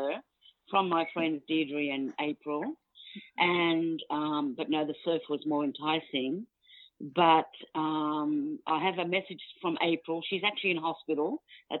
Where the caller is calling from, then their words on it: Cootamundra, New South Wales, Australia; I'm calling from Cootamundra, New South Wales, Australia